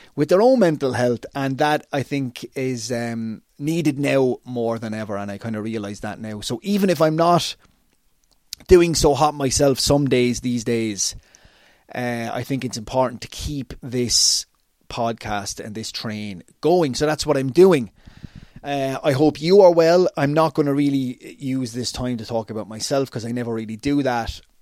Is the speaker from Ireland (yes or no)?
yes; Waterford, Munster, Ireland; my hometown of Waterford, Ireland